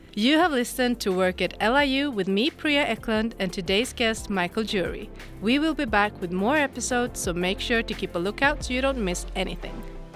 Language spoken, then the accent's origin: English; Sweden; we have a high level of English in this country